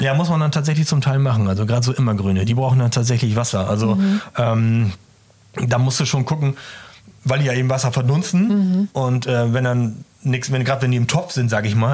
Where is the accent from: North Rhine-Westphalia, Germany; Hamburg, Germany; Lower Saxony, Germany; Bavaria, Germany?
Lower Saxony, Germany; East Frisia; ich komme ja aus Ostfriesland